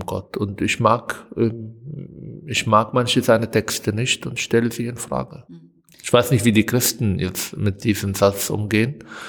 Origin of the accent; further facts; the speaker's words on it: Israel; German is a second language; moved away as an adult; now in Germany; als Palästinenser, als arabischer Israeli, der in ein Land, aus einem Land kommt, wo Konflikt mit dem Juden stattfindet